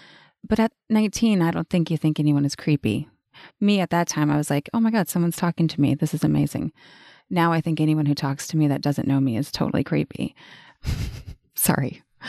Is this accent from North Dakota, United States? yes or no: yes; North Dakota, United States; born there; also born or lived in Arizona / Colorado / Montana / New Mexico; now in Austin, United States; I was born in North Dakota, but I lived in Arizona, Colorado, Montana, New Mexico, back to Colorado, back to New Mexico, back to Arizona, back to Colorado, then back to New Mexico, then Washington, then Hawaii.